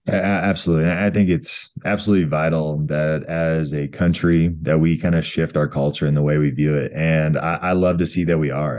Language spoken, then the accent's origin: English; Colorado, United States; my home state of Colorado